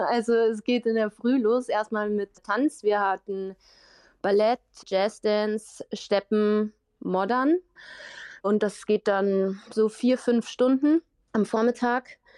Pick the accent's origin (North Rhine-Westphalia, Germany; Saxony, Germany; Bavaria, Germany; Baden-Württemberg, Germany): Bavaria, Germany; Uffing; ich komme aus Uffing, kleines Dorf und irgendwie alle sagen, wow, du kannst so toll singen